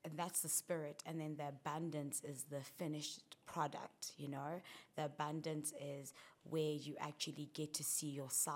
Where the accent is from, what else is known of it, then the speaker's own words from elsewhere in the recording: South Africa; growing up in South Africa